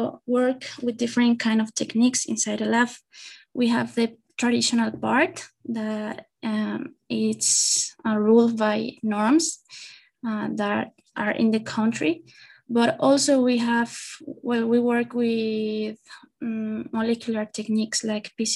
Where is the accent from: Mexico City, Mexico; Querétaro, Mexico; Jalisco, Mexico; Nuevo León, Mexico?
Querétaro, Mexico; I'm from Querétaro.